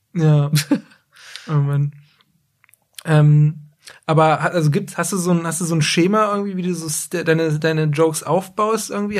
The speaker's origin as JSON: {"language": "German", "town": "Braunschweig", "region": "Lower Saxony", "country": "Germany", "said": "für jemanden wie mich jetzt, der aus Braunschweig kommt"}